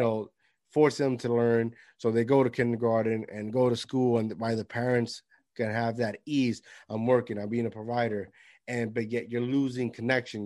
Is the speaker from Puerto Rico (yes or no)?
yes; Puerto Rico; moved away; I grew up with my grandparents in Puerto Rico